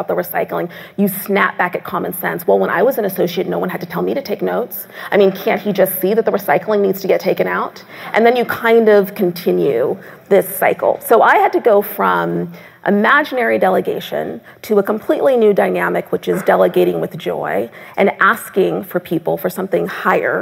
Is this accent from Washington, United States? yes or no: yes; Seattle, Washington, United States; moved away; also born or lived in Tacoma, Washington; I was born 9 months later at Fort Lewis Army Base in Tacoma, Washington, which is how I'm from Seattle